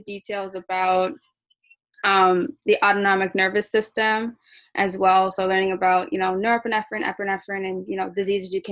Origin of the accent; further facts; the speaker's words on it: Detroit, Michigan, United States; I'm from Detroit, Michigan